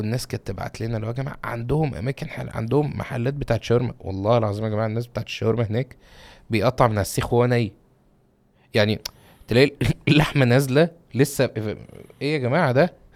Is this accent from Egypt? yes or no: yes; Egypt; عندنا في مصر